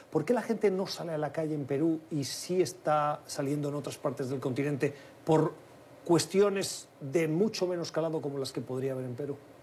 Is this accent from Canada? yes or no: no; Spain; yo vengo de España